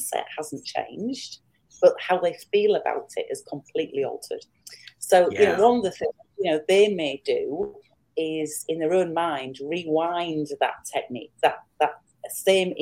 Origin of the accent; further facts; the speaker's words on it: England, United Kingdom; I'm from England